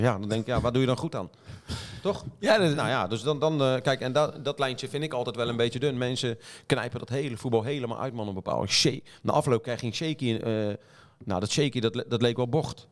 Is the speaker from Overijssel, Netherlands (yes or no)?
no; The Hague, South Holland, Netherlands; ik kom uit Den Haag